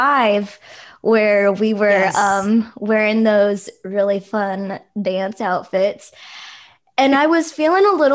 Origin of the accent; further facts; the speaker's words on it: Oakland, California, United States; I grew up here too, and there are so many Filipinos